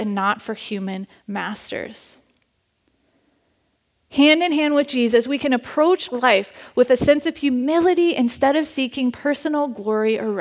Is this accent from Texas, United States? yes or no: no; Cincinnati, Ohio, United States; moved away; The church I grew up at back in Cincinnati with my family